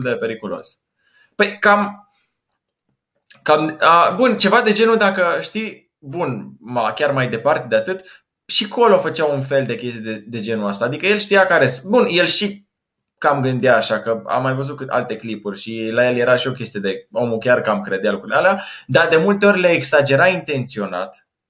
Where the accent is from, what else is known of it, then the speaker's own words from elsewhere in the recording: Timișoara, Timiș County, Romania; în Timișoara s-a întâmplat, de unde sunt eu